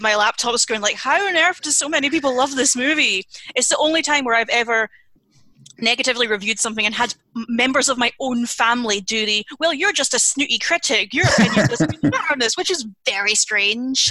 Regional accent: United Kingdom; being British

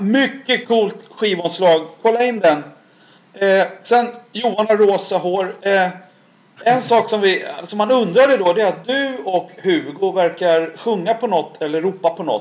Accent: Stockholm, Stockholm County, Sweden; jag växte upp i Skärholmen

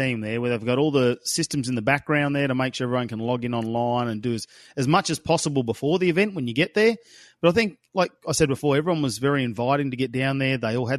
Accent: Darwin, Northern Territory, Australia; I'm from Darwin.

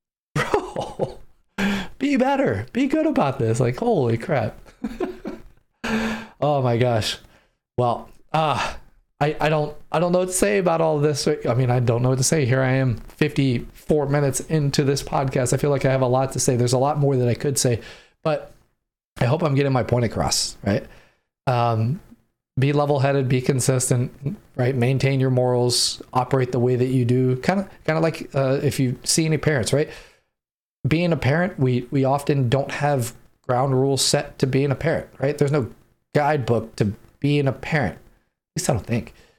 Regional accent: San Diego, California, United States; moved away; because I grew up in San Diego

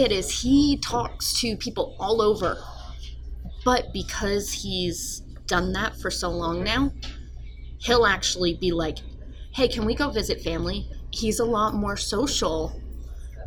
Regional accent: Midland, North Carolina, United States; also born or lived in New York; I grew up around here.

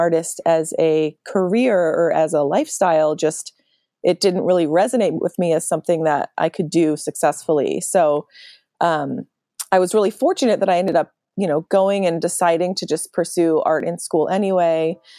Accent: Philadelphia, Pennsylvania, United States; And I'm originally from Philadelphia, suburb.

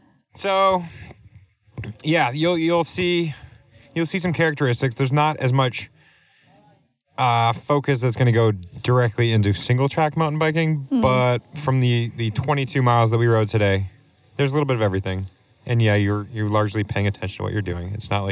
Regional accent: New England, United States; So as a New Englander, I went north.

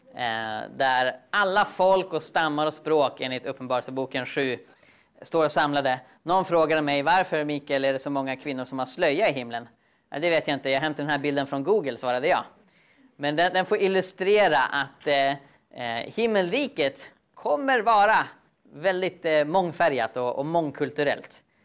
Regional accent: Sweden; som svensk

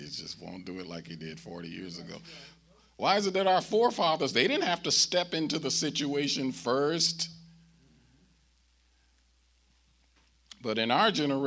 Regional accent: St. Louis, Missouri, United States; I'm born and raised in St. Louis

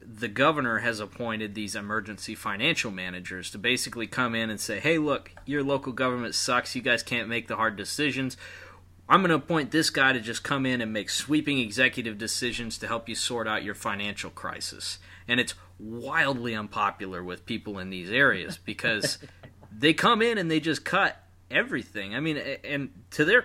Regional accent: Michigan, United States; we're all from Michigan

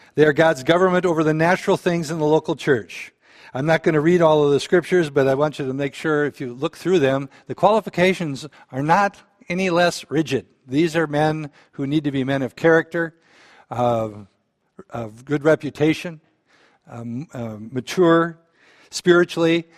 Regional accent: Balaton, Minnesota, United States; I grew up in Balaton

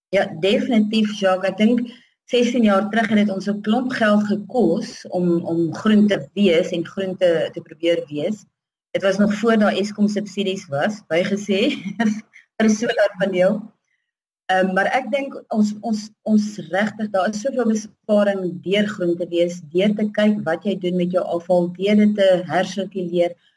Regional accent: Tzaneen, Limpopo, South Africa; Ek is uh, gebore en getoe hier in Zanin in die Zanin area. Ek het so 50 km van Zanin af grootgeword.

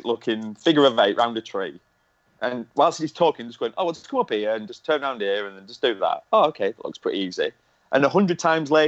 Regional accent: Lancashire, North West England, United Kingdom; I'm from Lancashire.

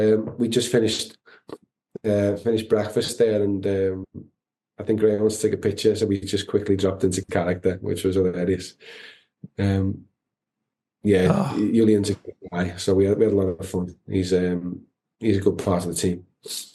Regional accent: Liverpool, North West England, United Kingdom; my hometown

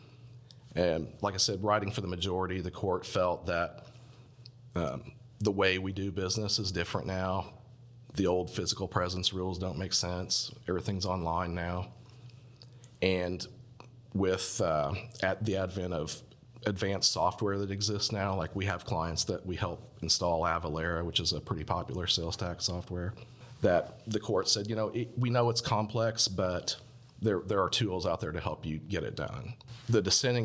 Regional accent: Indiana, United States; moved away; I'm from Indiana originally

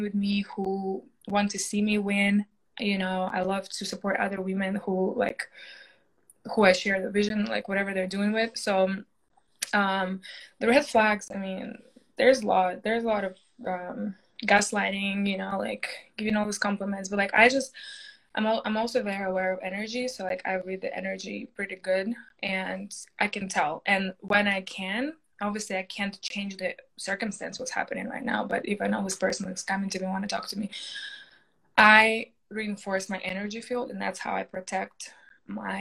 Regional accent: Russia; English is a second language; moved away as an adult; now in United States; I came to America when I was 18 from Russia, from, you know, just finished high school, came here

